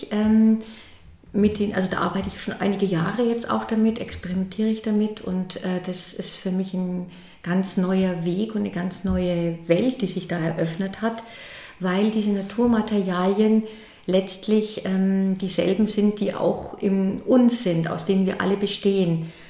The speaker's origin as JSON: {"language": "German", "town": "Berchtesgaden", "region": "Bavaria", "country": "Germany", "tie": "born there", "lives_now": "Würzburg, Germany", "said": "ich bin ähm, in Oberbayern geboren, in Berchtesgaden und lebe aber jetzt in, im schönen Würzburg am Main. Mein Atelier ist in Zell bei Würzburg am Main."}